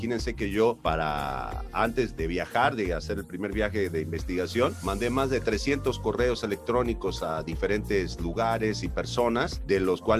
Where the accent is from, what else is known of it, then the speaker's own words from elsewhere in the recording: Argentina; now in Mexico; incluso hasta la misma fisonomía de la gente de mi tierra es mucho más parecida a la de los mexicanos. Somos el único estado en Argentina que comemos chile, que comemos tamales.